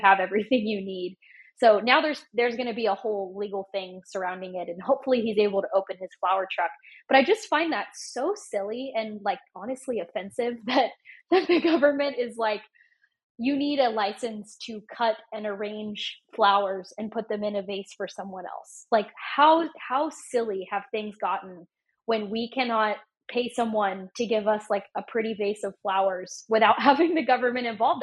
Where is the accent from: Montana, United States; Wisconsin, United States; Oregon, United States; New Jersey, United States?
Oregon, United States; moved away; I grew up in Oregon